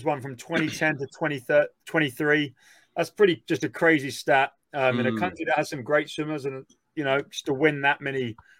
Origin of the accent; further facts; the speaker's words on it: South Africa; I'm South African.